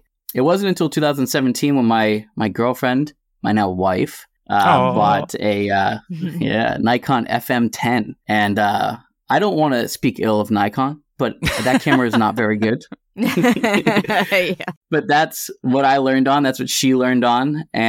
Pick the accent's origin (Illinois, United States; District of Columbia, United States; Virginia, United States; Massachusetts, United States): Massachusetts, United States; I am a photographer from Massachusetts.